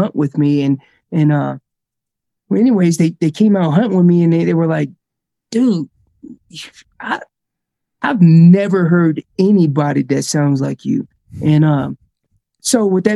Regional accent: North Carolina, United States; moved away as an adult; now in Colorado, United States; I'm originally from North Carolina. I live out in Colorado now.

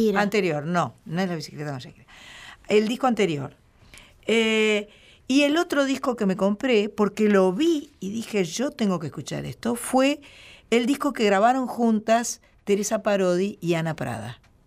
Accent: Uruguay; los uruguayos

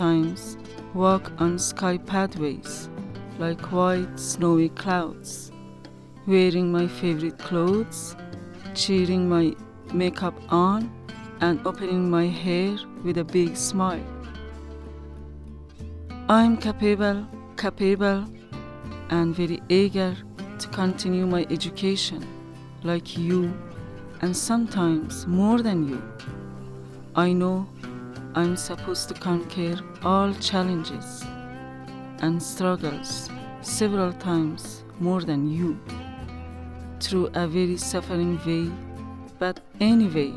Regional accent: Afghanistan; English is a second language; moved away as an adult; now in Tucson, United States; I'm from Afghanistan, and I have been working with kids, and I was teacher for near 10 years. I have been living in Tucson, Arizona for 2 years

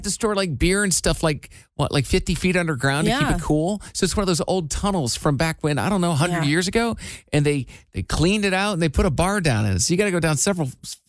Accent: Midwest, United States; I'm from the Midwest.

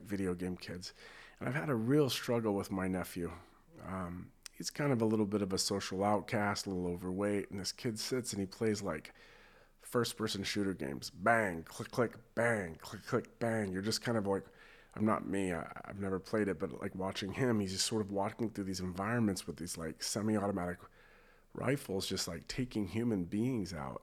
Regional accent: United States; being American

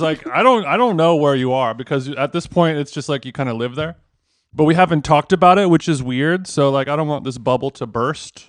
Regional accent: Los Angeles, California, United States; my hometown

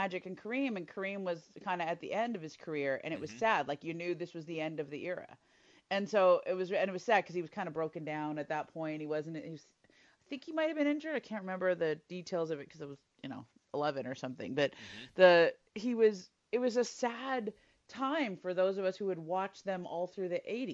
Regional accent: Los Angeles, California, United States; I grew up in L.A. in the 80s

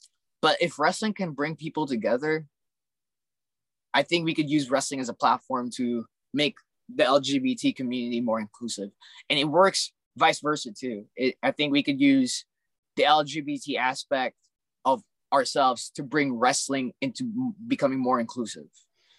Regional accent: Alaska, United States; also born or lived in California; because I'm an immigrant. I grew up in Alaska then California, so it's like, you know, like definitely don't have any roots.

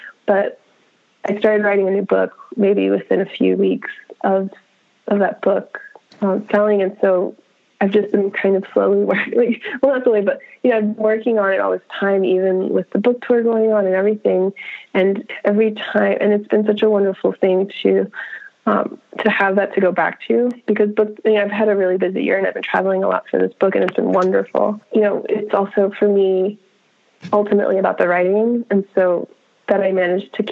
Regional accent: Miami, Florida, United States; I grew up in Miami

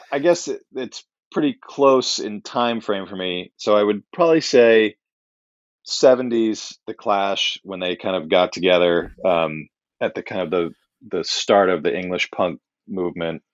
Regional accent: New York City, New York, United States; growing up in Manhattan in the eighties

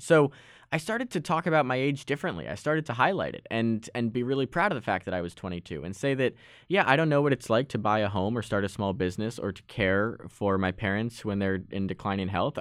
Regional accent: Westport, Connecticut, United States; in my hometown of Westport

